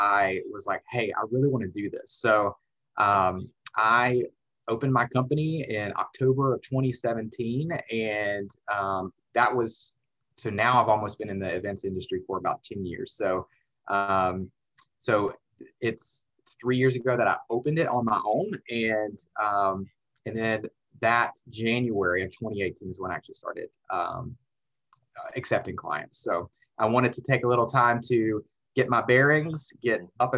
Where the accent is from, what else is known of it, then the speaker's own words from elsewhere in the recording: Alabama, United States; moved away as an adult; now in Atlanta, United States; I went to the University of Alabama, because I'm from Alabama